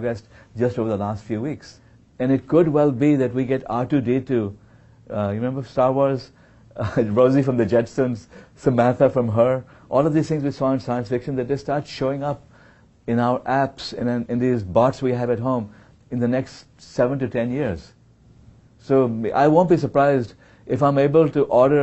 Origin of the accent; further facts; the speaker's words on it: India; now in Silicon Valley, United States; I was born in India.